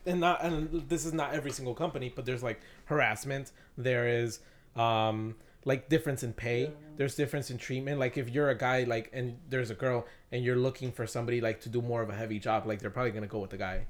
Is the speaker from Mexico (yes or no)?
yes; Mexico; I'm from Mexico